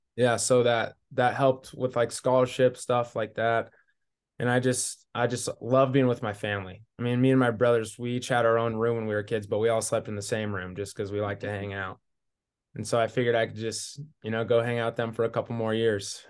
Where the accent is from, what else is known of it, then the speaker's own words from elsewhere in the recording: Newport, Washington, United States; moved away; also born or lived in Montana; I'm from Newport, Washington, so a small little one A school.